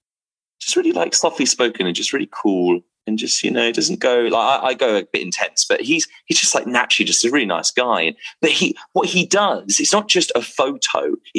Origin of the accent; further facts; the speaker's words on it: England, United Kingdom; I'm from England